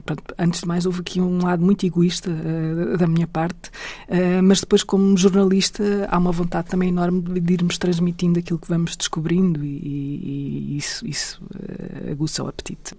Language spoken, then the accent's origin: Portuguese; Portugal